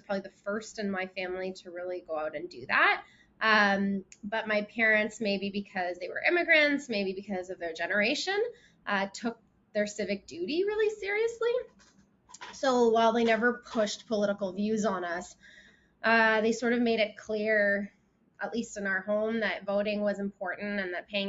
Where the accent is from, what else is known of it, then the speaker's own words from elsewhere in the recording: Oakville, Ontario, Canada; I grew up in Oakville, which is just about 30 kilometers outside of Toronto.